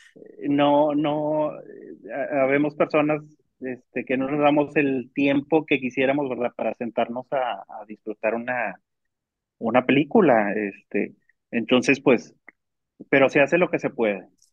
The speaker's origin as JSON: {"language": "Spanish", "country": "Mexico", "said": "como ciudadanos mexicanos"}